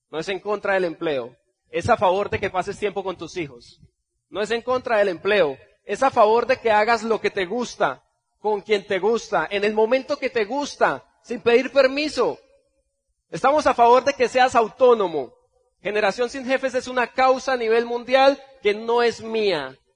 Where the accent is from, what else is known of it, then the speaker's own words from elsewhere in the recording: Bucaramanga, Santander, Colombia; vengo desde Bucaramanga, Colombia